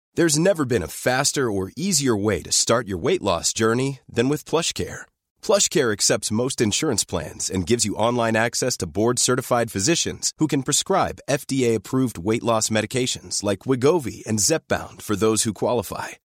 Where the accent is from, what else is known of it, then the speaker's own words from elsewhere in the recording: Sydney, New South Wales, Australia; me growing up in Punch Bowl